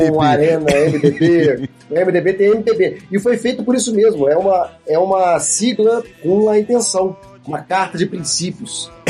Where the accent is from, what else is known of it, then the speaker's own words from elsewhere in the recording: Brazil; Eu sou brasileiro, não sou russo.